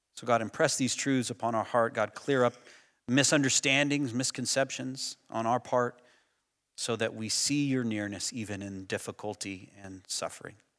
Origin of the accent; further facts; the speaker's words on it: United States; I'm American